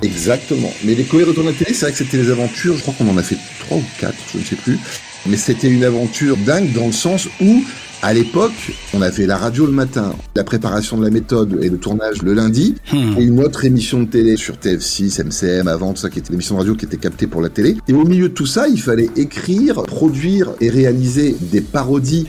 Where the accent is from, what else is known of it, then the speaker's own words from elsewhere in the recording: Beaurevoir, Hauts-de-France, France; moved away; also born or lived in Saint-Quentin; Je suis né à Saint-Quentin, dans la même ville que Sébastien Coé